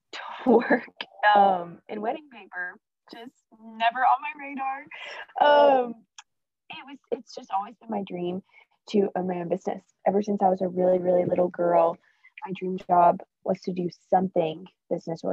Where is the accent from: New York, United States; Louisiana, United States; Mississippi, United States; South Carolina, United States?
South Carolina, United States; Spartanburg; moved away as an adult; now in Birmingham, United States; I grew up in Spartanburg, South Carolina, but I currently live in Birmingham, Alabama